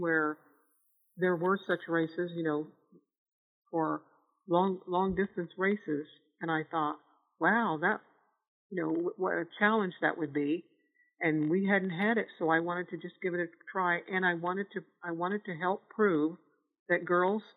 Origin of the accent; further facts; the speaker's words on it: Donnellson, Iowa, United States; I was always from Donelson. We lived in the same place